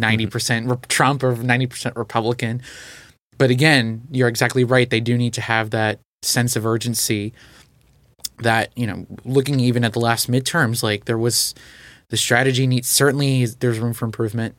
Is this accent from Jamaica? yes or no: no; Portugal; moved away; also born or lived in Texas; I grew up in Portugal